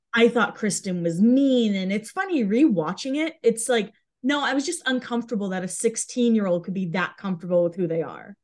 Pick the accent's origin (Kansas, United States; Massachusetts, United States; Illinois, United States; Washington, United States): Massachusetts, United States; I'm from Massachusetts